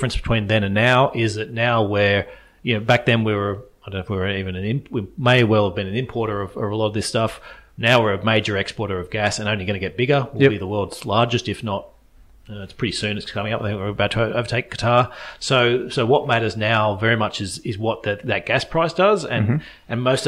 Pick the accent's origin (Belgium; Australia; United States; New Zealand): Australia; What's good as an Australian investor looking out is that reverses.